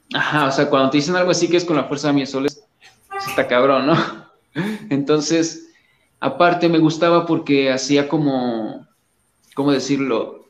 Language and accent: Spanish; Coatepec, Veracruz, Mexico; moved away as an adult; now in Mexico City, Mexico; pues yo soy de originario de, un lugar que se llama Coatepec, Veracruz, no soy de la Ciudad de México, sino soy veracruzano.